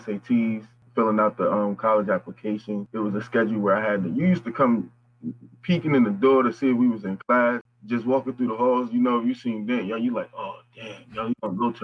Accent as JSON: {"language": "English", "town": "Newark", "region": "New Jersey", "country": "United States", "tie": "born or raised there", "also_born_or_lived": "Orange, New Jersey", "said": "I grew up in Newark, but I went to Orange High."}